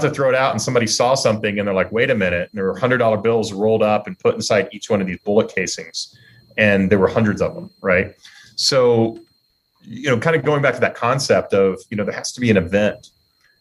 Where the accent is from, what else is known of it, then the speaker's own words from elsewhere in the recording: Texas, United States; I grew up in Texas